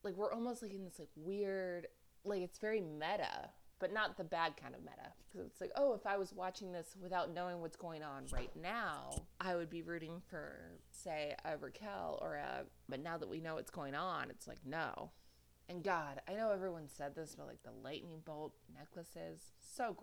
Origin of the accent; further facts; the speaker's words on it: East Coast, United States; moved away; I am originally from the East Coast.